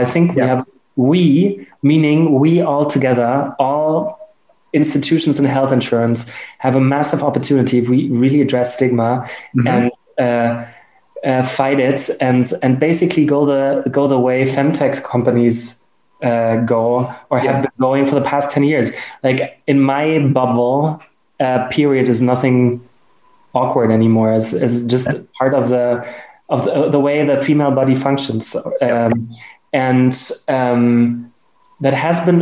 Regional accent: Germany; accent: German; English is a second language; my German accent

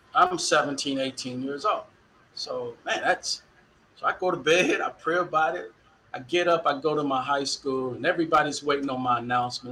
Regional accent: Dallas, Texas, United States; moved away as an adult; also born or lived in Waterloo, Iowa; now in Iowa, United States; growing up in Dallas, born in '64, I got a lot of conscience of history in the Dallas Independent School District

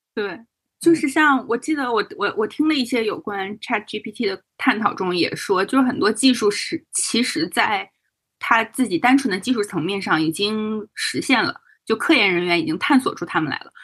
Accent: Northeast China, China; moved away; 为一个东北人

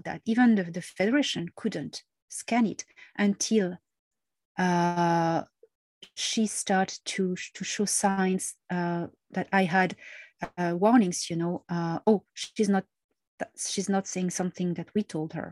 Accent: Marseille, Provence-Alpes-Côte d'Azur, France; I'm Mediterranean. I was born in Marseille

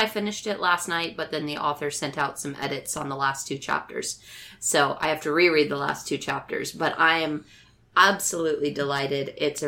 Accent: Canada; I am a Canadian, also known as …

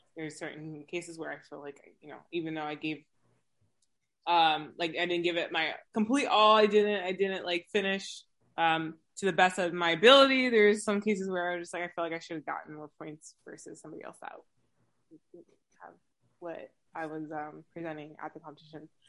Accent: West Coast, United States; So I'm located, or I'm from the West Coast

